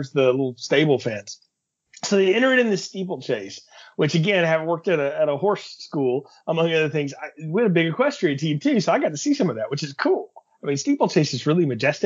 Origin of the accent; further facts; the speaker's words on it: Alabama, United States; I'm from Alabama